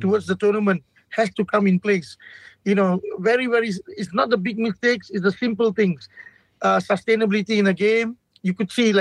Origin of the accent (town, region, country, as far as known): Malaysia